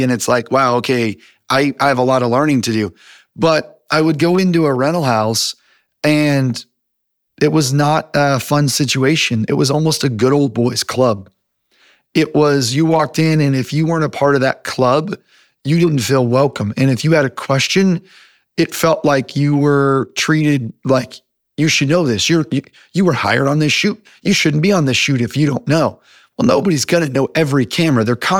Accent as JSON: {"language": "English", "country": "United States", "tie": "born or raised there", "said": "So, I grew up all over the United States. So I moved around. My dad is actually a preacher."}